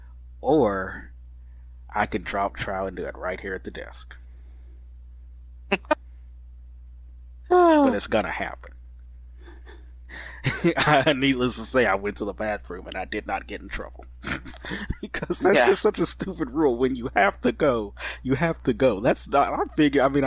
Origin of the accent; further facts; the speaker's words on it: Fort Worth, Texas, United States; I'm from Fort Worth